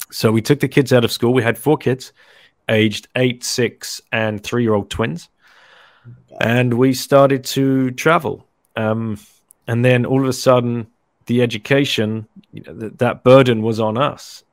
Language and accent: English; London, United Kingdom; moved away as an adult; also born or lived in Singapore; I lived in Singapore for 15 years, originally from London. So I moved from London in 1999 to Singapore